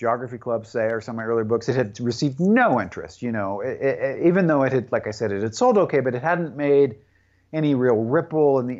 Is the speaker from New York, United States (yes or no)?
no; Tacoma, Washington, United States; my hometown of Tacoma, Washington